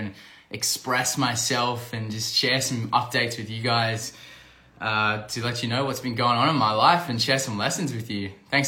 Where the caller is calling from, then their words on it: Algarve, Portugal; I'm dialing in from Portugal. I'm back in Portugal on the Algarve here.